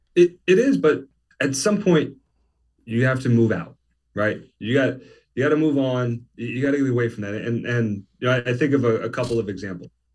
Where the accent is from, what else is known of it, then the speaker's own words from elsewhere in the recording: New Jersey, United States; I grew up in South Jersey